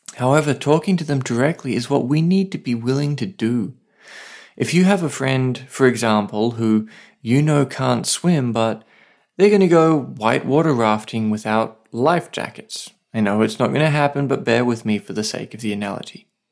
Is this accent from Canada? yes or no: no; Australia; now in Saipan, Northern Mariana Islands